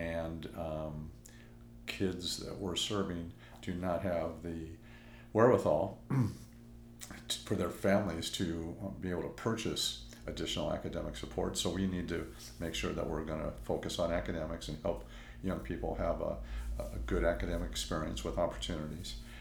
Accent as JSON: {"language": "English", "town": "Los Angeles", "region": "California", "country": "United States", "tie": "born or raised there", "said": "this is my hometown, and I love it"}